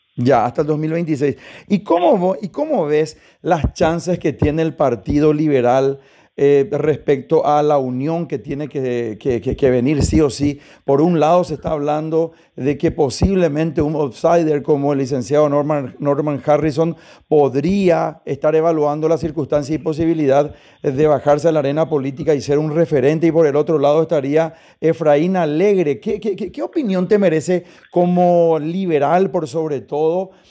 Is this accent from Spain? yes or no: no; Paraguay; nosotros también como paraguayos